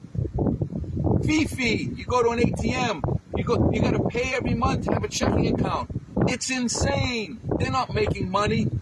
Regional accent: Boston, Massachusetts, United States; I grew up in Boston, Massachusetts

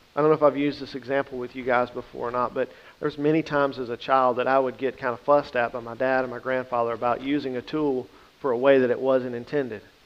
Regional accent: the Bible Belt, United States; Growing up in the Bible Belt

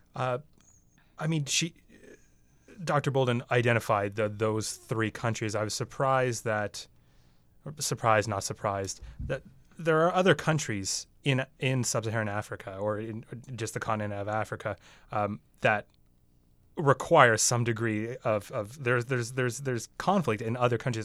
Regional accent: Canada; even as a Canadian, you know, we have a prime minister here

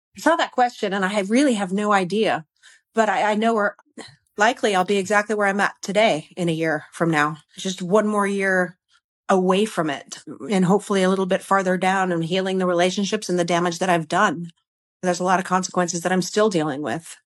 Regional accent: Connecticut, United States; now in Texas, United States; I'm a Yankee. I'm from Connecticut originally.

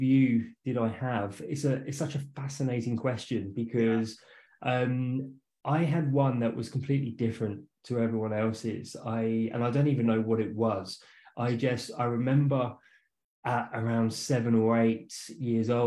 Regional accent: west of London, South East England, United Kingdom; moved away; I'm from England. So I was born and raised not too far from London. So about 45, 50 minutes just west of London

